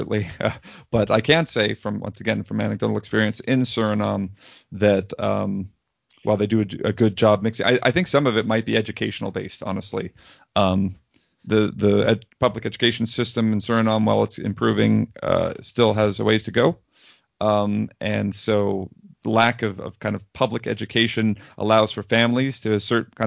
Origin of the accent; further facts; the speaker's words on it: United States; As a white American